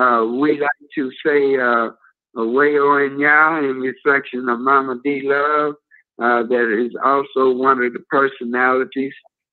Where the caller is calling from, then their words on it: Chicago, Illinois, United States; Old Trump Foundation, and I'm calling from South Loop, Chicago.